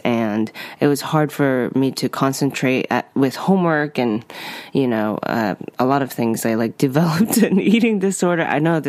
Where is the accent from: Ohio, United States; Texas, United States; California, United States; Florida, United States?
California, United States; Los Angeles; also born or lived in Japan; So I grew up in West LA.